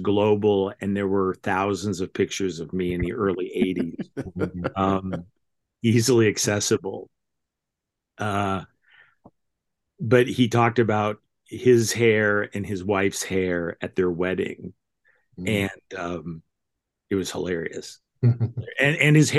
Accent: Denver, Colorado, United States; I was growing up in Denver

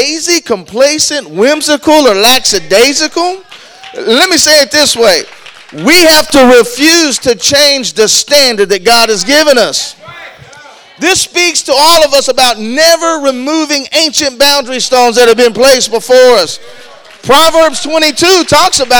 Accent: Texas, United States; I'm from Texas

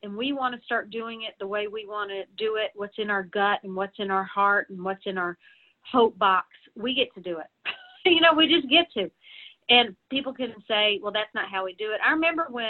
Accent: the South, United States; now in Nashville, United States; I'm from the South

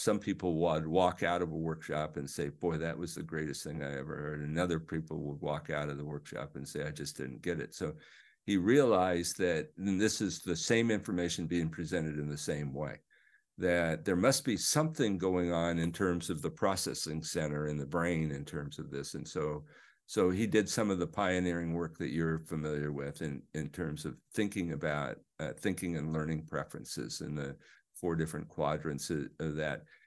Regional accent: Overland Park, Kansas, United States; I grew up in the Midwest, uh, Overland Park, Kansas.

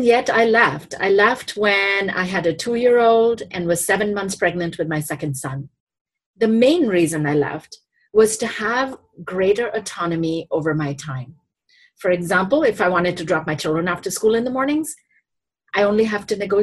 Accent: India; moved away as an adult; now in United States; sponsored me to come to the US and continue my education from growing up in India

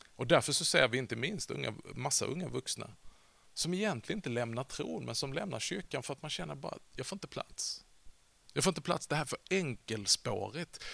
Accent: Vollsjö, Skåne, Sweden; Jag växte upp i världsmetropolen Vollsjö. Det ligger lite norr om Sjöbo, söder om Hörby

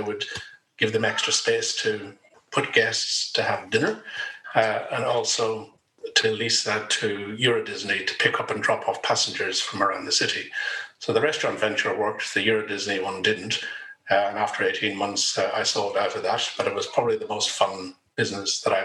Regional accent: Ireland; moved away as an adult; now in Australia; As you can probably tell from the accent, I'm originally from Ireland. Came here in 91

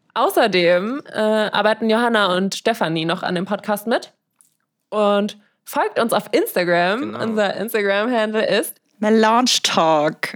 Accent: Frankfurt, Hesse, Germany; moved away as an adult; now in Vienna, Austria; Ich komme ursprünglich aus Frankfurt und wohne seit vier Jahren in Wien

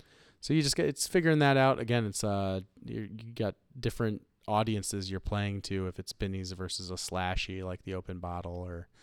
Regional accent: Ohio, United States; I'm from Ohio.

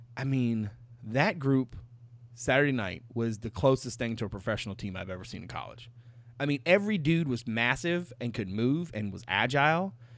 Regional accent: Petersburg, Virginia, United States; I was born in Virginia, and then I was like, was it Petersburg?

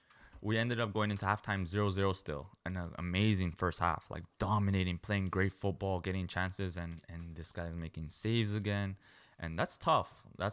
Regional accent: Canada; One as a midfielder. Two, I'm a Canadian.

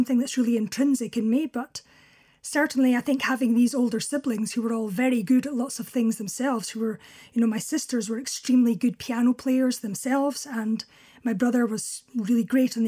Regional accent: Crossford, Scotland, United Kingdom; also born or lived in Carnock, Fife; now in Kinross, United Kingdom; I was born at home in Carnock in Fife, and very shortly after that, we moved to a small village called Crossford, also in Fife

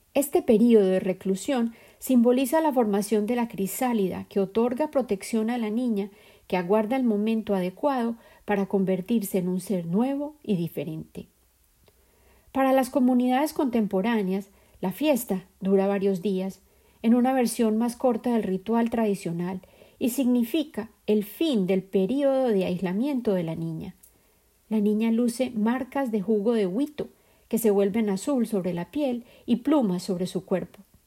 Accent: Colombia; la sociedad dentro de la cual crecí en Colombia

